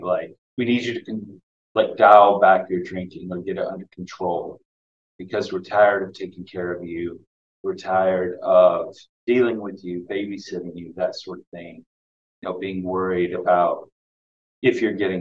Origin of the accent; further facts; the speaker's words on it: the South, United States; also born or lived in Boston, United States; now in Providence, United States; growing up in the South, in a small town of about 1,600 people